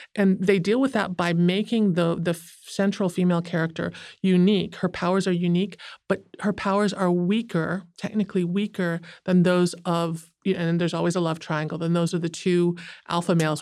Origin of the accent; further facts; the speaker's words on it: United States; I'm Asian American